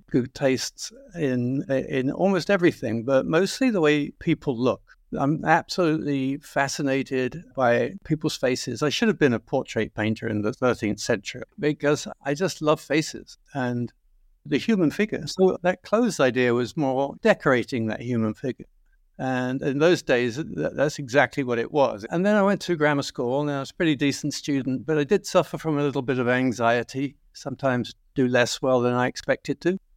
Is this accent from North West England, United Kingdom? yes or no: no; London, United Kingdom; Well, yes. Yes, West London. Uh, it was quite near Heathrow. It was a very quiet, sleepy town, to be quite frank.